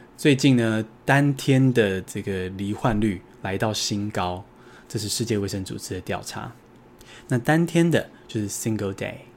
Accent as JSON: {"language": "Chinese", "country": "Taiwan"}